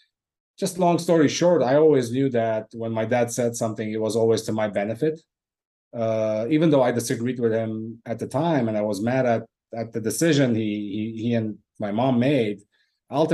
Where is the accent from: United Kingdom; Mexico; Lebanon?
Lebanon; moved away; was born and raised in Lebanon, but yeah, by ancestry, I'm Armenian